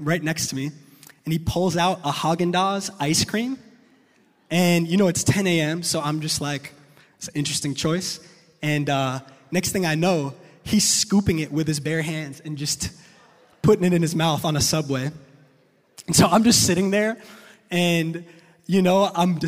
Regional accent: New York, United States; I'm from New York

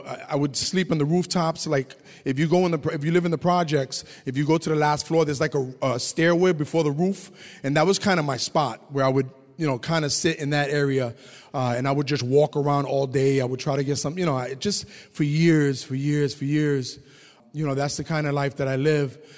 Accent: New York, United States; moved away as an adult; also born or lived in Massachusetts; growing up in the Lower East Side, it was tough for my family.

